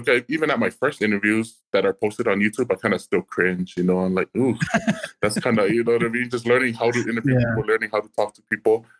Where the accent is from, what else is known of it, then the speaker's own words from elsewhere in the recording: Hawaii, United States; moved away as an adult; also born or lived in New Mexico; I was born and raised in Kohoku, Hawaii, And so after I was born and raised in Hawaii, I moved to the mainland